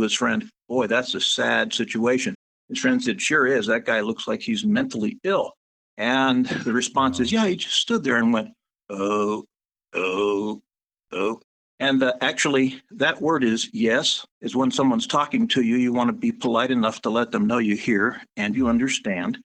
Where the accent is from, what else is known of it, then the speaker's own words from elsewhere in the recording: United States; moved away; I was born on the Navajo reservation and raised there and grew up with Navajo children